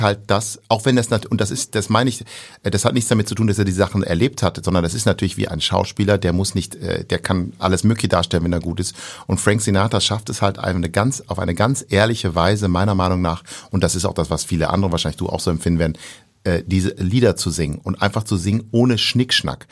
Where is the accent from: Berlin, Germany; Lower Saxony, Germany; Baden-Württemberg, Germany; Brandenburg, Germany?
Lower Saxony, Germany; near Osnabrück; accent: Hamburger Klang; bin aufgewachsen in der Nähe von Osnabrück